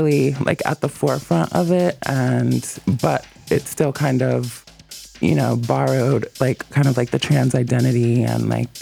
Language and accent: English; New York, United States; moved away; also born or lived in California; I'm from New York, but I lived in California for like 6 years